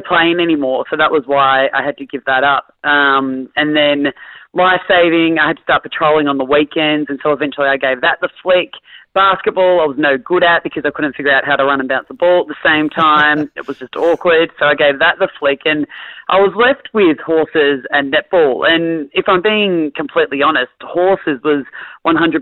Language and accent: English; Bonbeach, Victoria, Australia; moved away as an adult; I grew up in Bond Beach, which no one's ever heard of ever, but it's actually the best part of Melbourne